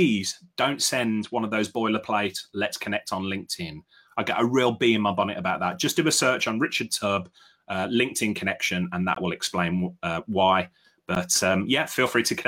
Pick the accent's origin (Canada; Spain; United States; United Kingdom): United Kingdom; Birmingham, West Midlands; I grew up in Willie Castle, Heather. So I spent a lot of time around Bangham Pit and Bartley Green